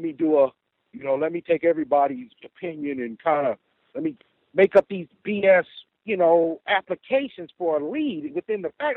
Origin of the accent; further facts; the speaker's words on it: Midwest, United States; I am from the Midwest